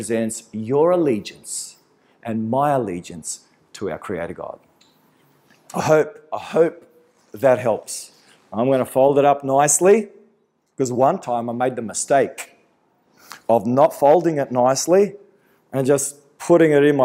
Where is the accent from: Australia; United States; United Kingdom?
Australia; my parents came to this country and I was born in Australia with all the privileges associated with being an Australian